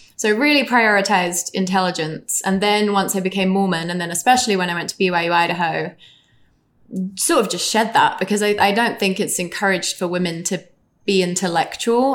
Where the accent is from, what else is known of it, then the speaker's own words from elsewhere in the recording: England, United Kingdom; It just was more, definitely more gender fluid growing up in England.